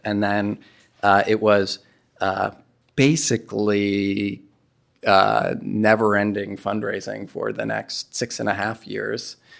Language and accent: English; New York City, New York, United States; moved away; I'm from New York City